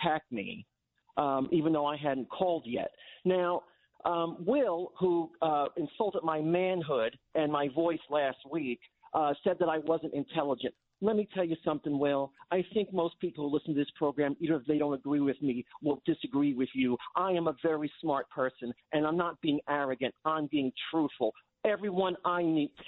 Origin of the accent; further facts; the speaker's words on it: Massapequa, New York, United States; Massapequa, where I grew up